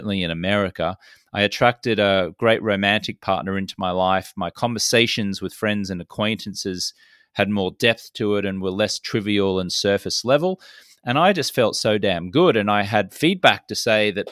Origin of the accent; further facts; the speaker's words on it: Brisbane, Queensland, Australia; I'm Australian-American, grew up in Brisbane, Australia